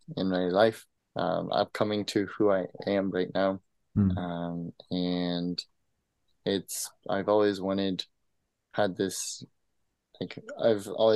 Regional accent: Kansas City, Missouri, United States; I'm from Kansas City, Missouri

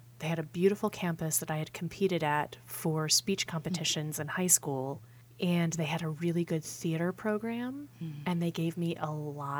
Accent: Pennsylvania, United States; moved away; So when we were in Pennsylvania, we didn't attend any churches. Off and on, I would be invited to attend church with different people. There was a Baptist church in my hometown

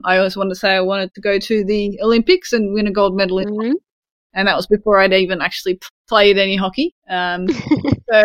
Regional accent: Sydney, New South Wales, Australia; I grew up in Sydney

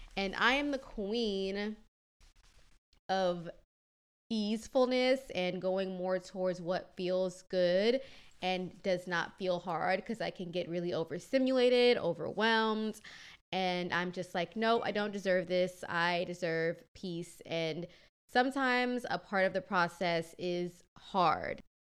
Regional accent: Kenya; moved away; I'm Kenyan

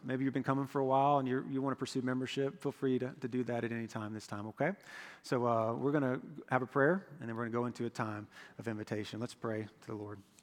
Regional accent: Florida, United States; I'm from Florida

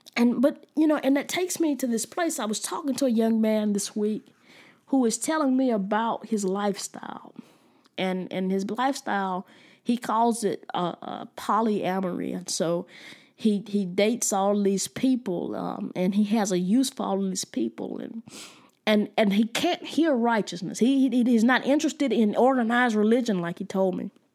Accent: United States; I was from the United States

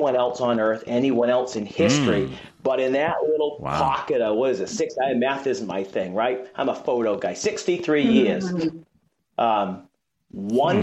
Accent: Boston, Massachusetts, United States; I'm from Boston

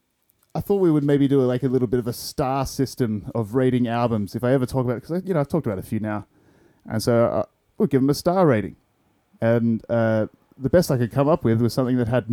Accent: Perth, Western Australia, Australia; as an Australian

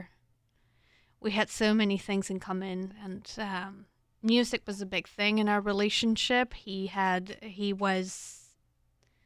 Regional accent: Spain; moved away as an adult; now in United States; I'm from Spain. I came to the U.S. about 12 years ago. I've spent most of my grown-up life here

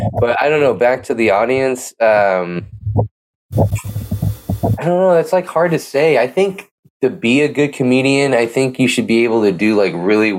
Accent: Pleasanton, California, United States; born or raised there

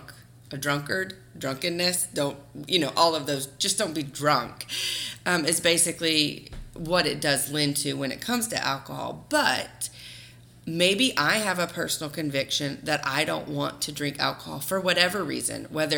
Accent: the South, United States; growing up in the South and in the Bible Belt

